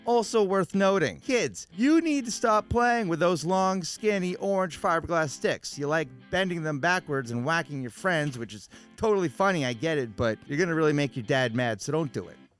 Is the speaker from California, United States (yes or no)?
no; Concord, New Hampshire, United States; I grew up in Concord, New Hampshire